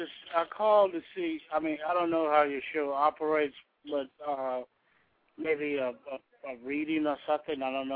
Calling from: Georgia, United States; I'm calling from Georgia.

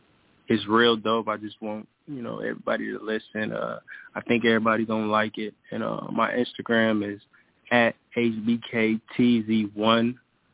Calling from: Akron, Ohio, United States; I'm calling from Akron, Ohio, home of LeBron James.

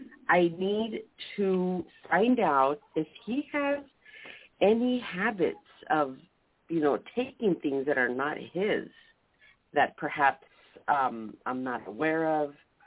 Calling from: San Diego, California, United States; San Diego.

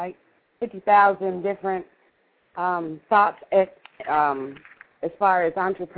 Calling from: Evansville, Indiana, United States; I'm from Evansville, Indiana.

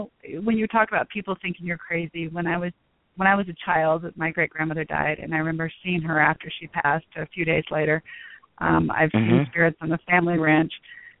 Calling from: Denver, Colorado, United States

